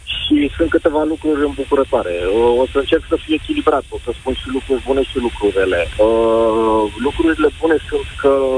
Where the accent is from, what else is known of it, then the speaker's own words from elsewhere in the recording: Brașov, Brașov County, Romania; sunt din Brașov, sunt brașovean